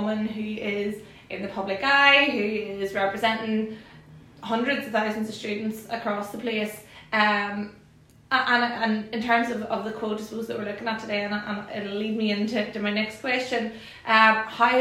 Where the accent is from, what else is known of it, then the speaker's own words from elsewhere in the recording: Belfast, Northern Ireland, United Kingdom; I'm from Belfast